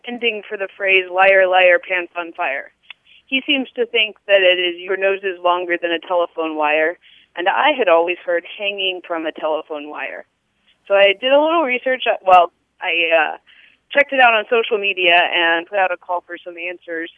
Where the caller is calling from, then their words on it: Indianapolis, Indiana, United States; I'm calling from Indianapolis